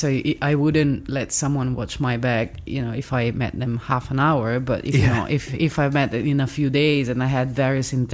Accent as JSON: {"language": "English", "town": "Milan", "region": "Lombardy", "country": "Italy", "accent": "Italian", "second_language": "English", "said": "from Milan"}